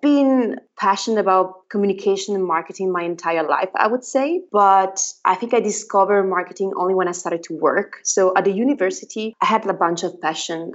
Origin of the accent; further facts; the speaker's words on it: northern Italy, Italy; first language Italian; English is a second language; moved away as an adult; also born or lived in Padua, Italy; now in Berlin, Germany; I'm Italian and I come from a tiny little village in the middle of nowhere in the north of Italy.